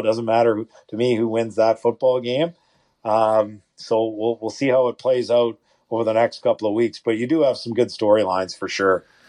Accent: Edmonton, Alberta, Canada; now in Ottawa, Canada; When I grew up in Edmonton, it was the Eskimos

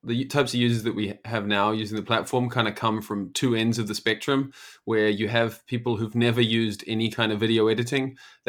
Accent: New Zealand; now in Amsterdam, Netherlands; I am originally from New Zealand, but I live here in Amsterdam in the Netherlands.

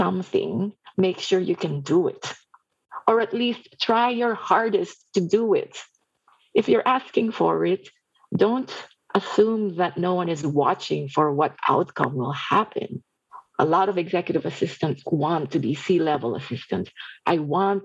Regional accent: Philippines; moved away; I was born and raised in the Philippines

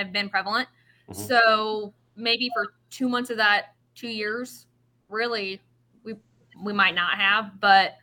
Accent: Midwest, United States; We're from the Midwest

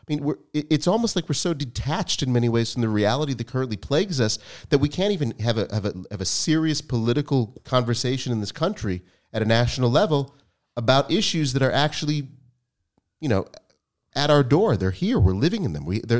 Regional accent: United States; It seems, and Dan and I grew up in the United States

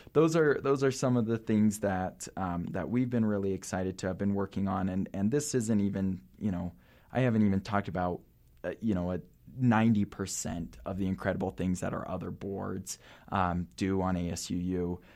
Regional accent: Salt Lake City, Utah, United States; I grew up in Salt Lake City.

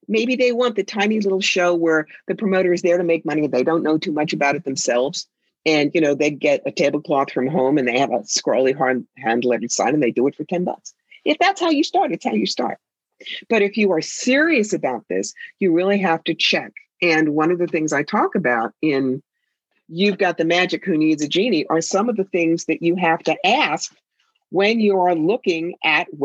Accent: New York, United States; I am a New Yorker

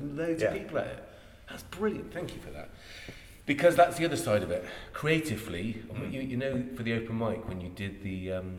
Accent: Ireland; now in Chippenham, United Kingdom; I'm Irish

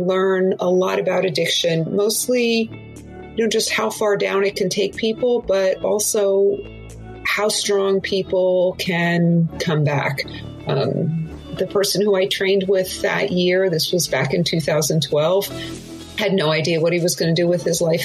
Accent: Southern California, United States; I am from Southern California

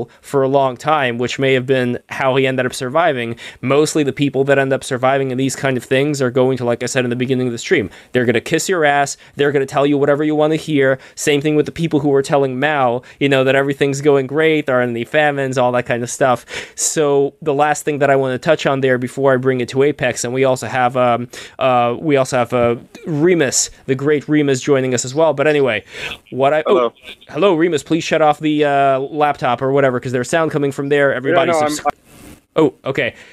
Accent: Saint Petersburg, Russia; moved away; I am originally from the USSR, I was born in St. Petersburg, Russia in 1988

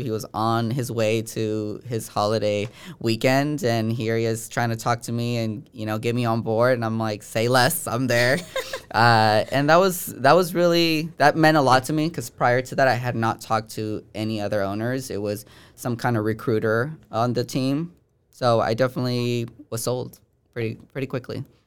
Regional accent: Bay Point, California, United States; from the Bay Area. No, uh, and from Bay Point, California

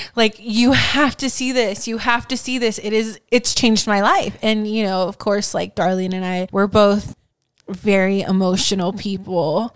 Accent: United States

